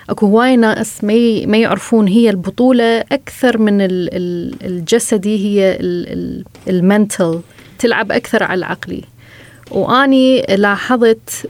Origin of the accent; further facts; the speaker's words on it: Iraq; من العراق، وهذه قصتي.